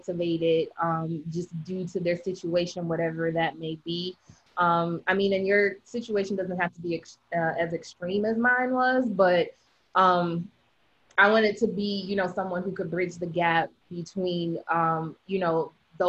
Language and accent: English; Detroit, Michigan, United States; now in Orlando, United States; I'm born and raised in Detroit, Michigan. Currently live in Orlando